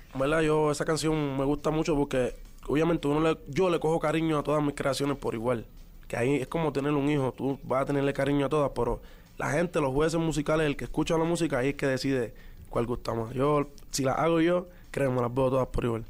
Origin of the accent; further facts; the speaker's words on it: Puerto Rico; los boricuas somos